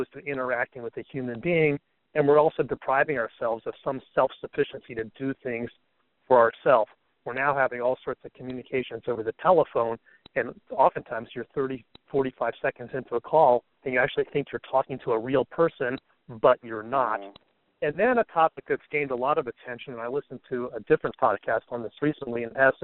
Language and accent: English; Bethesda, Maryland, United States; I'm from Bethesda, Maryland, outside of Washington, D.C.